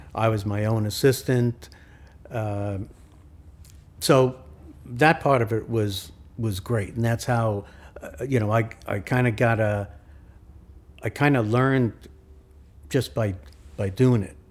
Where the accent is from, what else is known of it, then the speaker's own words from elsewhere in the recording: New York City, New York, United States; also born or lived in Queens; I grew up in Brooklyn.